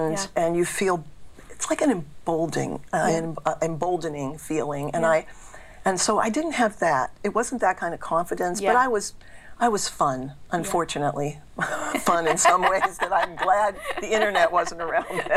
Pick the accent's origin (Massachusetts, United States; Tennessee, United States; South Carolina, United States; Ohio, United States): Massachusetts, United States; Boston; accent: Boston; I grew up in a town in Boston, so I love doing my Boston accent